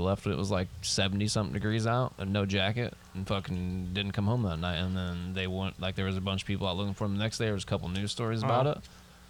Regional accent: Illinois, United States; We're from Illinois.

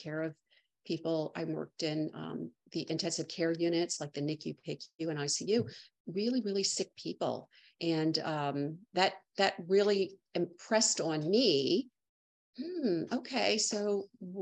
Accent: Maryland, United States; moved away as an adult; now in Charleston, United States; I'm a lifelong native Marylander that just recently moved

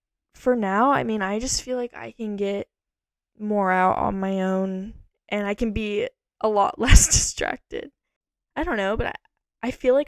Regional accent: Texas, United States; also born or lived in Idaho; Okay, I was born in Austin, Texas. And I was raised all over Texas and a little bit in Idaho, I would say, in my child years

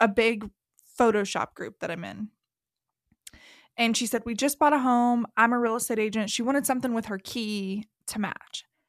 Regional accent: the South, Southern United States, United States; accent: southern; my southern accent comes out far more at home than in public

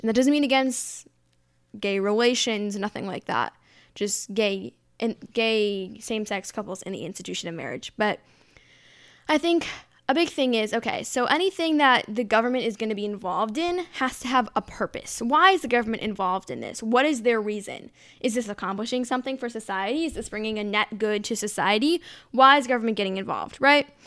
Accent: United States

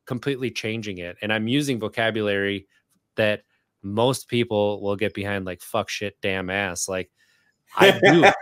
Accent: Wisconsin, United States; moved away as an adult; now in Richmond, United States; I grew up in Wisconsin

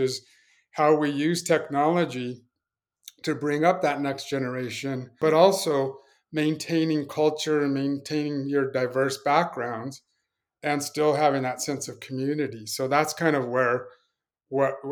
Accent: Pueblo, Colorado, United States; moved away; growing up, born and raised in a place called Pueblo, Colorado

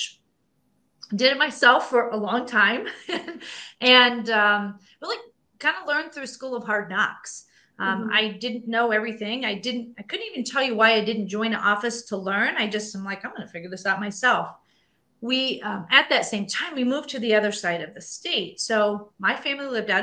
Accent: Indiana, United States; I grew up in a very small town in Indiana.

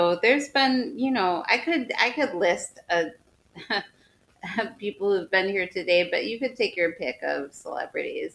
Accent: Midwest, United States; I'm a Midwesterner

